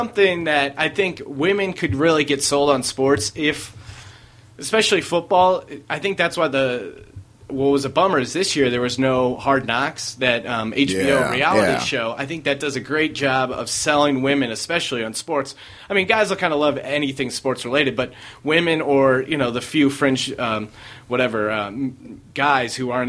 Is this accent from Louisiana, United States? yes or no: yes; New Orleans, Louisiana, United States; Like, New Orleans Saints are going to win the Super Bowl. I'm from New Orleans, but I know it's going to happen.